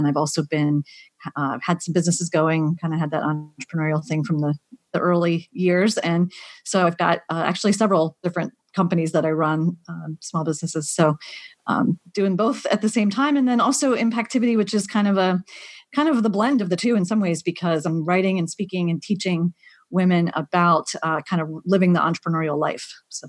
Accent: Pennsylvania, United States; Grew up in Pennsylvania. Yep. Grew up in a Christian family with, family members who were missionaries and pastors

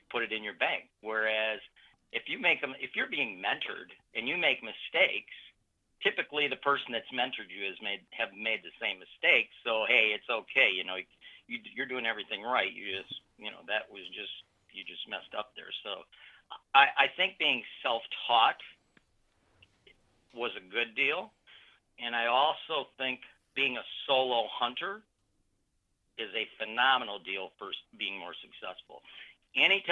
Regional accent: Michigan, United States; I'm from Michigan

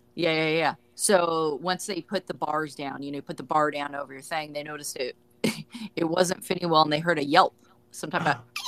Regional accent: Orange County, California, United States; I grew up in Orange County

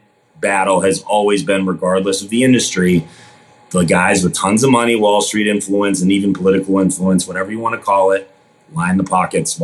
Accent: Boston, Massachusetts, United States; I grew up in Boston, Massachusetts

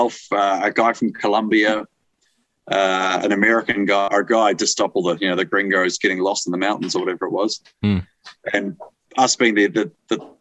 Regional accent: New Zealand; as a Kiwi

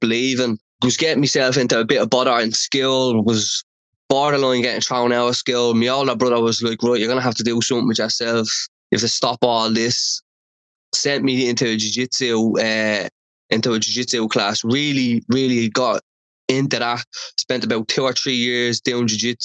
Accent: Dublin, Leinster, Ireland; I grew up in Dublin One, which is Dublin city centre

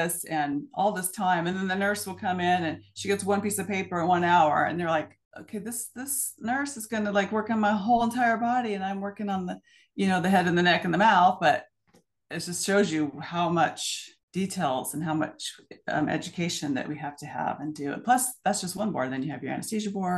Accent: Portland, Oregon, United States; also born or lived in Scappoose, Oregon; I was born in Portland area, but now I live in Scappoose, so a small town outside of Portland

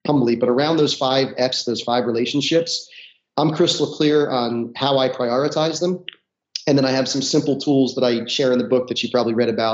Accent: North New Jersey, United States; I grew up in North New Jersey, about a half hour outside of Manhattan.

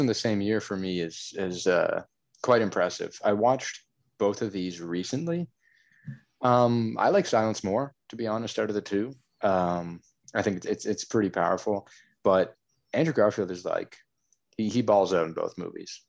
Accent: Canada; since I'm Canadian

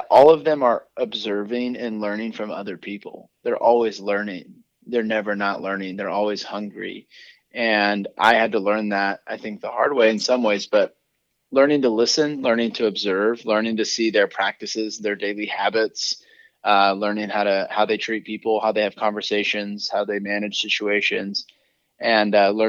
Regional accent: Seattle, Washington, United States; also born or lived in Ventura, California; now in Orange County, United States; I grew up in Seattle, Washington

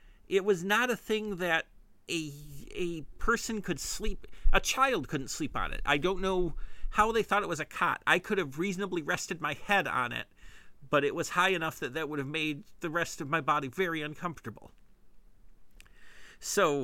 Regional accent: Midwest, United States; accent: Midwestern; my Midwestern accent

